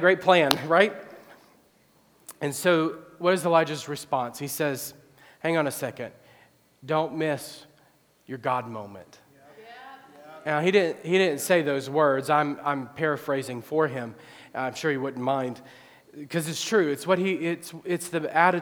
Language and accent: English; Illinois, United States; my hometown area